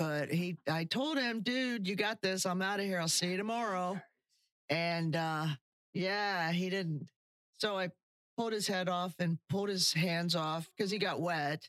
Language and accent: English; Baltimore, Ohio, United States; moved away as an adult; now in Florida, United States; We're both from Central Ohio. We grew up in a small town called Baltimore, Ohio, mm-hmm. southeast of Columbus. And we grew up in the same town.